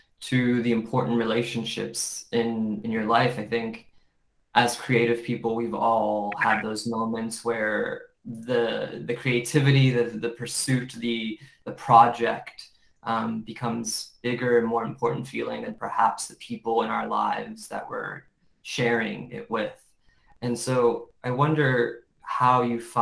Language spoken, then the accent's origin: English; United States; growing up in America and a Western perspective